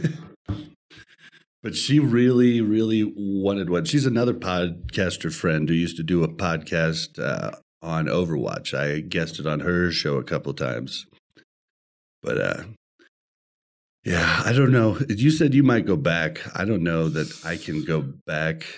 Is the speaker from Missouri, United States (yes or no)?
yes; Kansas City, Missouri, United States; now in Denver, United States; we are in Denver, but we were born and bred in Kansas City